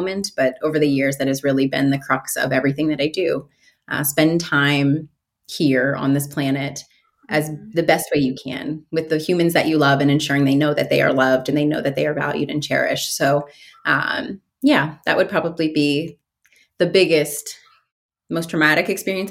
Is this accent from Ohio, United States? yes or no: yes; Mansfield, Ohio, United States; now in Columbus, United States; I grew up in Mansfield, Ohio, which is a smaller town in Ohio.